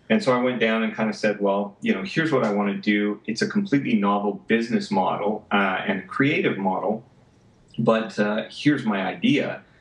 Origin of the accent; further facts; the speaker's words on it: Vancouver, British Columbia, Canada; I, you know, I came from Vancouver, even though I was in Los Angeles at the time